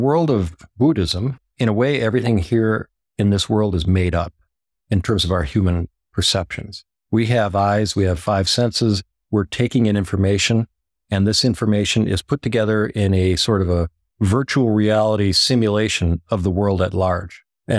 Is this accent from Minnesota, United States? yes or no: yes; Minneapolis, Minnesota, United States; So I grew up in Minneapolis, and my mother, she was from Norway.